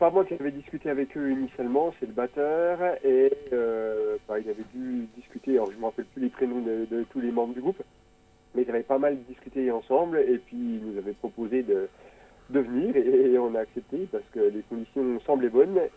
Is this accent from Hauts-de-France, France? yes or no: no; Belfort, Bourgogne-Franche-Comté, France; also born or lived in Nancy; nous, on a un territoire, le territoire de Belfort.